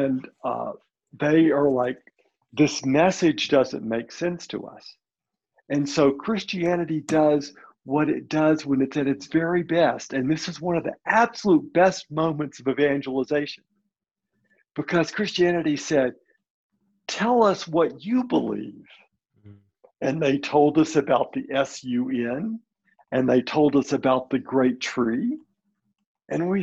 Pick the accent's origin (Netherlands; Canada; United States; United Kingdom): United States; Birmingham, Alabama; I'm first generation Lebanese. My parents were born in Lebanon and came to this country as children. Mm. But I was born in Birmingham, Alabama